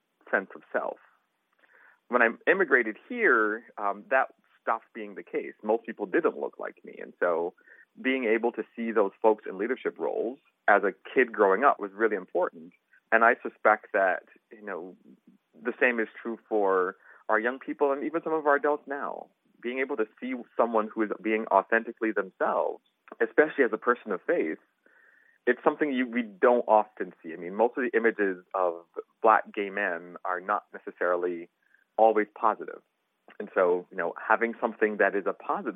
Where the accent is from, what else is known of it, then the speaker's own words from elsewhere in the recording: Barbados; now in Missouri, United States; I'm originally from Barbados. And so growing up in Barbados